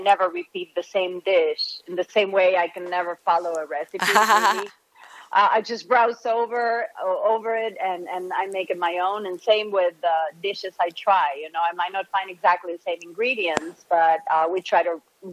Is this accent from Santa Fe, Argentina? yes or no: no; Buenos Aires, Argentina; moved away as an adult; now in Miami, United States; I was born and raised in Buenos Aires